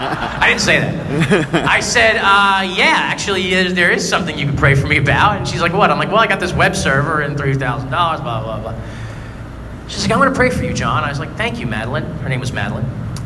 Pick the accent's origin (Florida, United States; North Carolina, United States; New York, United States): New York, United States; Brooklyn; I'm from Brooklyn. I don't know Staten Island very well.